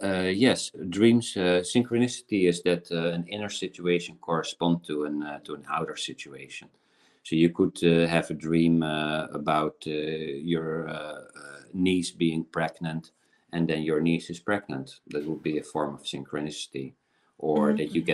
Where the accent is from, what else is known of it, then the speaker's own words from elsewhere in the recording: South Africa; born there; I was born in South Africa, and there's an old African story how the elder generation teaches the younger generation about fear.